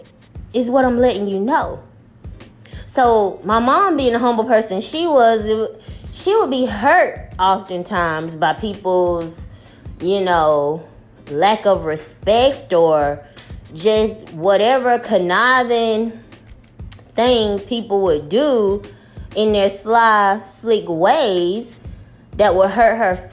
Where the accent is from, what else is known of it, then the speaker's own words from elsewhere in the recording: the South, United States; I've lived in the South all my life, although my family was born and raised up north in Jersey. I grew up in the South